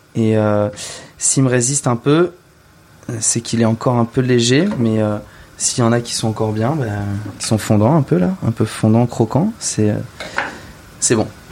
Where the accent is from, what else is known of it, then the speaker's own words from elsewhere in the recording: Val d'Oise, Île-de-France, France; J'ai grandi dans le Val d'Oise, juste à côté de la forêt.